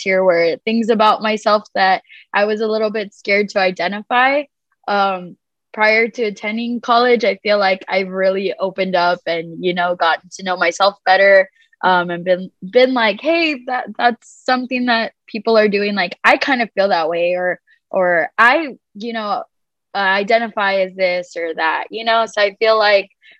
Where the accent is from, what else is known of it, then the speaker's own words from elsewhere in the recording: Edinburg, Texas, United States; I am from Edinburgh